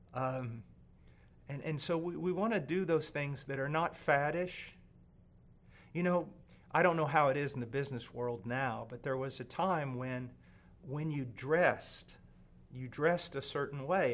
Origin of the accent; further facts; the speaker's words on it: United States; I'm an American